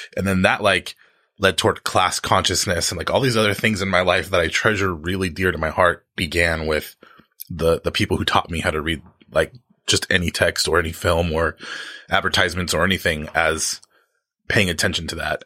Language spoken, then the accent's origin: English; United States; my social location as an American